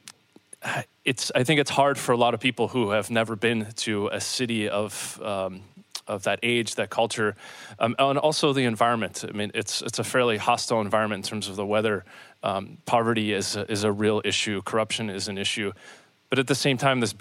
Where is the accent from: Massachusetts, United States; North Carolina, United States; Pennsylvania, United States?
Pennsylvania, United States; Pittsburgh; my hometown of Pittsburgh